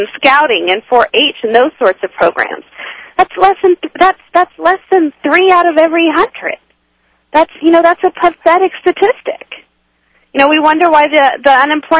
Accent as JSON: {"language": "English", "region": "California", "country": "United States", "tie": "born or raised there", "moved": "as an adult", "lives_now": "Washington, D.C., United States", "said": "born and raised in California"}